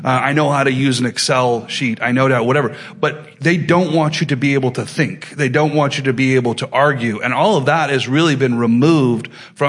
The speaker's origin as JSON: {"language": "English", "country": "United States", "said": "as an American, but particularly as a Christian"}